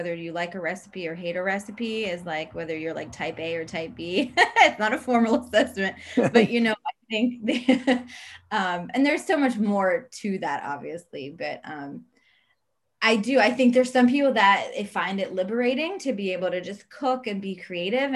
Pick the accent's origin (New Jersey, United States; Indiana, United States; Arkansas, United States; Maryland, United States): Maryland, United States; also born or lived in Italy / New York; I was born in Italy, and my family moved to the States, to Maryland, when I was 6.